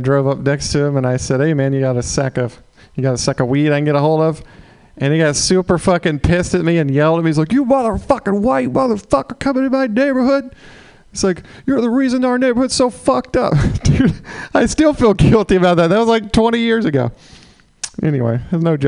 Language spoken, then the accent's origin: English; Mississippi, United States; moved away; I'm from Mississippi. Originally, just got back from there